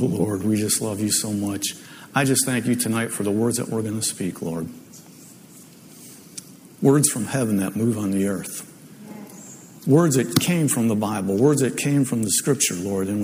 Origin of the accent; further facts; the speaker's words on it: Ohio, United States; moved away; I'm from Ohio, so it's always guys, you guys